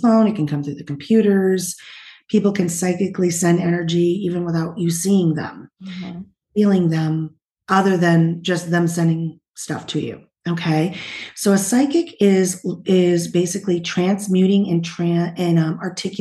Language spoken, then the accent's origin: English; New Hampshire, Vermont area, New England, United States; also born or lived in Utah; now in California, United States; I was originally from New Hampshire, Vermont area and moved to California